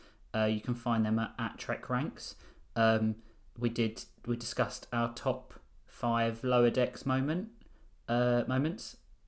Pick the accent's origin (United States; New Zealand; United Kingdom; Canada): United Kingdom; As British, we don't celebrate Christmas.